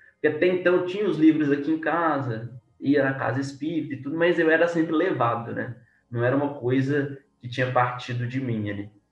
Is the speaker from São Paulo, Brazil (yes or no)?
no; Belo Horizonte, Minas Gerais, Brazil; sou de Belo Horizonte, né, Minas Gerais